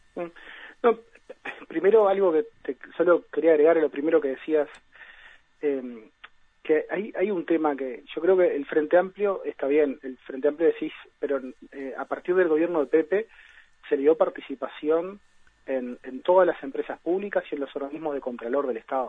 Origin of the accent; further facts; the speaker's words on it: Uruguay; como sociedad uruguaya